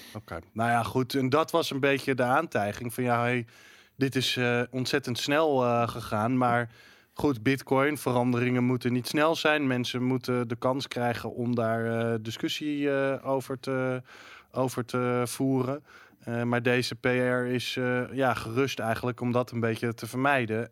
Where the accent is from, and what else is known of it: Netherlands